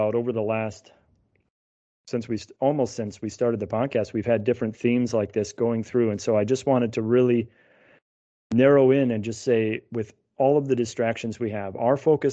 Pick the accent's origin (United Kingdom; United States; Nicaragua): United States; as American Catholics